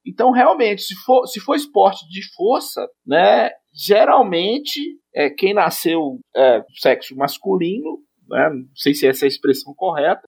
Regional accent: Monte Azul, Minas Gerais, Brazil; eu sou de Monte Azul, Minas Gerais, extremo norte de Minas

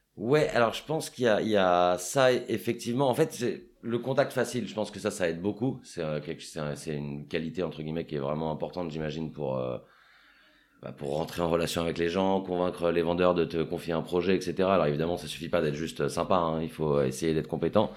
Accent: Paris, Île-de-France, France; j'ai grandi à Paris

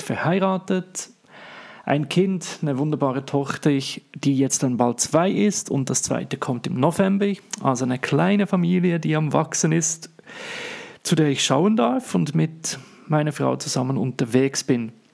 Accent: Switzerland; accent: Swiss; first language Swiss German; ich komme, wie man es hört, in meinem wunderbaren Dialekt nicht aus Deutschland, sondern aus der schönen Schweiz.

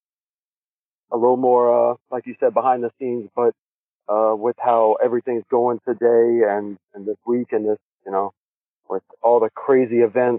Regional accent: Baton Rouge, Louisiana, United States; also born or lived in Houston, Texas; I was born in Baton Rouge, which is about an hour from New Orleans.

